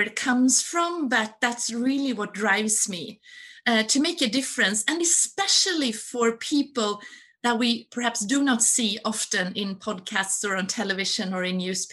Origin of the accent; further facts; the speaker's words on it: Stockholm, Stockholm County, Sweden; also born or lived in Gothenburg; I was born in a sort of one room apartment in Stockholm.